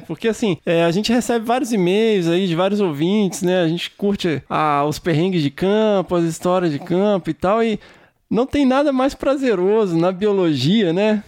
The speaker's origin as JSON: {"language": "Portuguese", "region": "Minas Gerais", "country": "Brazil", "said": "eu sou mineiro"}